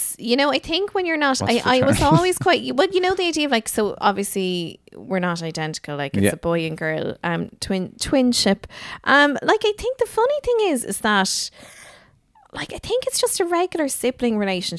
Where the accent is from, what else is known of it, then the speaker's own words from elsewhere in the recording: Dingle, Munster, Ireland; also born or lived in Kildare; I think because you see, I would have split my time between Kildare and Dingle a lot.